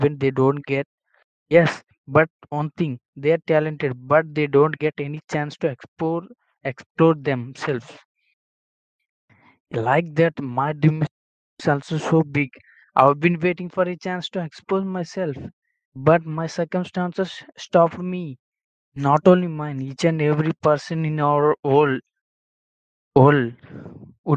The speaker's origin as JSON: {"language": "English", "country": "India", "first_language": "Telugu", "second_language": "English", "said": "from India. I live in a village in India."}